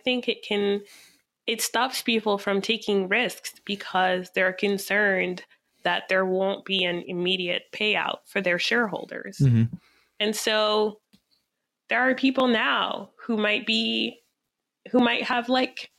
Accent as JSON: {"language": "English", "town": "Reno", "region": "Nevada", "country": "United States", "tie": "born or raised there", "moved": "yes", "lives_now": "Washington, DC, United States", "said": "I grew up in Reno, Nevada"}